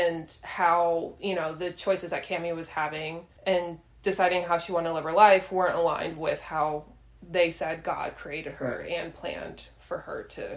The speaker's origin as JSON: {"language": "English", "area": "northern suburbs of Chicago", "region": "Illinois", "country": "United States", "also_born_or_lived": "Tennessee", "moved": "yes", "said": "I'm from the North Illinois suburbs of Chicago. So I didn't grow up in the church"}